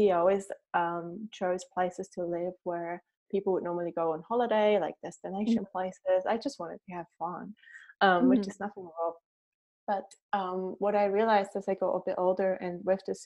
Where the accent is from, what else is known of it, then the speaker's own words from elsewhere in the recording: Switzerland; moved away as an adult; also born or lived in New Zealand; now in Raglan, New Zealand; as you can tell by my accent, I'm not a Kiwi. I grew up in Switzerland and then immigrated to New Zealand 10 years ago with my also Swiss husband